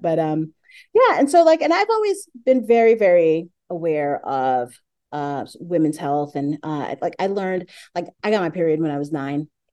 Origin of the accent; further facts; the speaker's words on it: New York City, New York, United States; I'm from Brooklyn